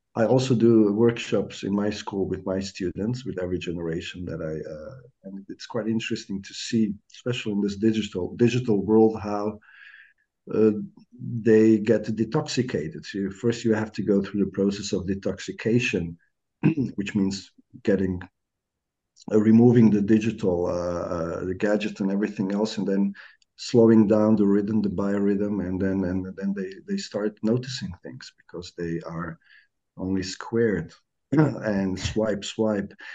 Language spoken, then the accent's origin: English; Pula, Istria County, Croatia; English is a second language; I come from Pula, which is uh, well on the coast